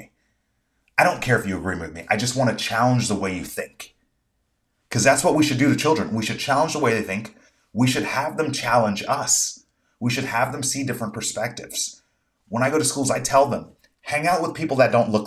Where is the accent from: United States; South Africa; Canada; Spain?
United States; I'm an American